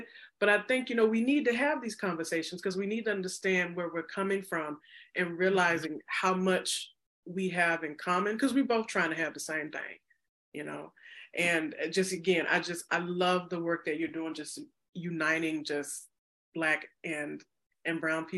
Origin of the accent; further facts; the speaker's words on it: Mississippi, United States; moved away as an adult; now in Chicago, United States; I was not born in Illinois. I was born in the South, born and raised in Mississippi. And I came up here almost 7-8 years ago when I came for graduate school.